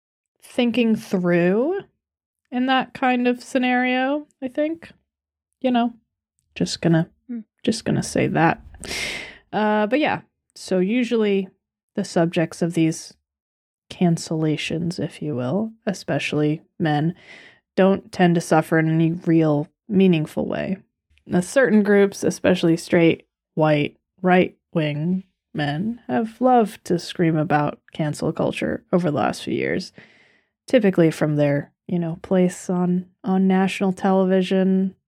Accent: United States; me, an American

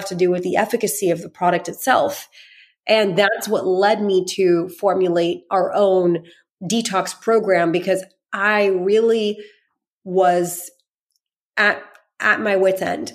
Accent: United States; I grew up mainly in America

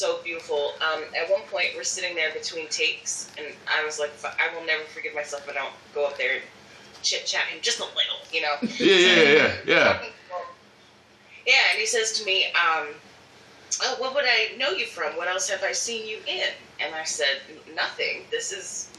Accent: Philadelphia, Pennsylvania, United States; my hometown in Philadelphia

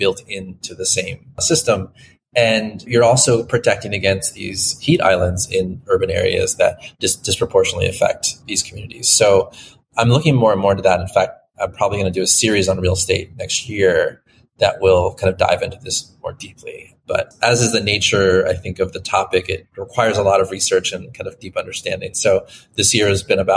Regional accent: Florida, United States; moved away; I grew up there

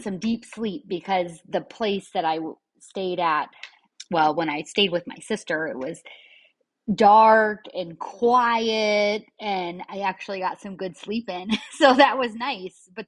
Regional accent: Michigan, United States; moved away as an adult; now in Florida, United States; I left my home state of Michigan and I finally moved to my dream state of Florida

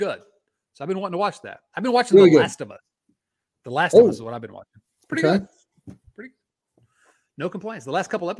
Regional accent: Ohio, United States; now in Tucson, United States; I grew up in Southern Ohio, but have lived in Southern Arizona for 31 years.

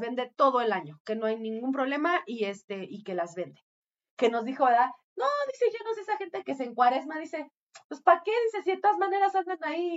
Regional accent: Mexico

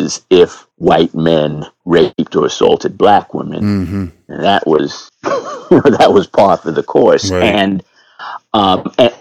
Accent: New York, United States; moved away as an adult; now in Philadelphia, United States; I was born and raised in New York. And I've been living in Philly for 20 years now.

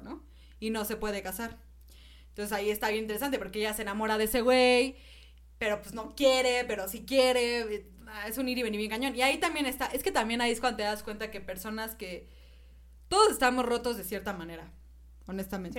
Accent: Mexico; soy mexicana

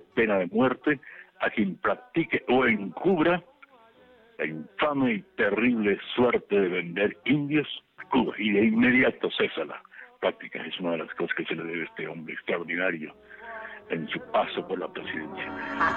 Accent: Yucatán, Mexico; en Yucatán, en mi Yucatán

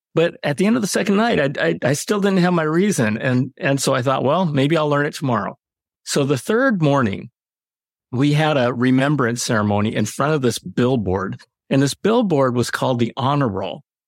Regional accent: United States; I'm Japanese American

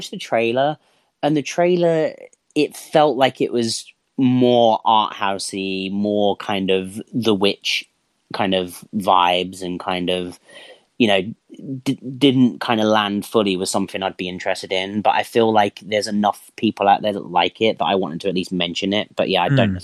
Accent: Ireland; being Irish

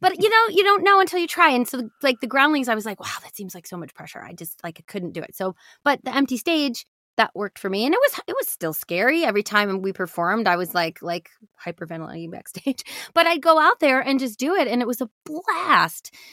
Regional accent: Michigan, United States; I grew up in Michigan

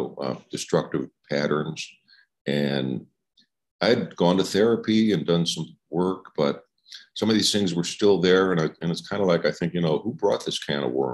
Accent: Chicago, Illinois, United States; now in Oregon, United States; I live in Oregon, but I'm from Chicago.

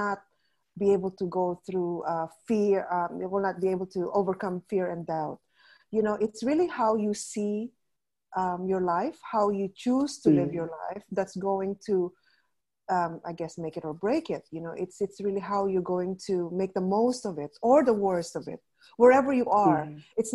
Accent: Canada; moved away as an adult; also born or lived in Philippines; now in Lebanon; my family and I immigrated to Canada, but I grew up in a small town in Canada

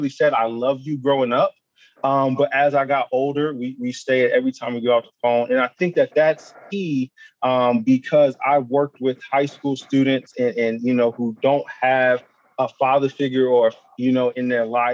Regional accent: Ohio, United States; born or raised there; also born or lived in Buffalo

